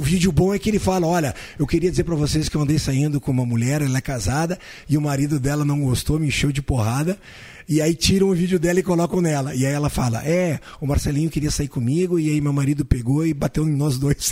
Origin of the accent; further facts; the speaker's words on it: Caxias do Sul, Rio Grande do Sul, Brazil; now in Santa Cruz do Sul, Brazil; eu sou de Caxias do Sul, natural de Caxias do Sul, estou há mais de 40 anos aqui em Santa Cruz do Sul